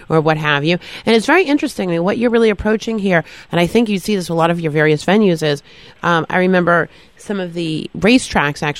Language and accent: English; Boston, Massachusetts, United States; moved away; I was home in Boston, I'm from Boston originally